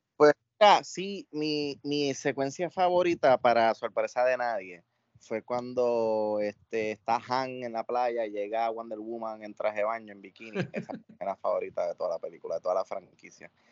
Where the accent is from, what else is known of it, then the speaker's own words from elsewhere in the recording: Puerto Rico; debemos sentirnos orgullosos como puertorriqueños